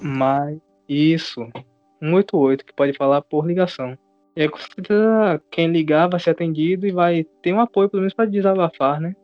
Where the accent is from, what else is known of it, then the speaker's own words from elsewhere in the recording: Catu, Bahia, Brazil; Nós somos de Catu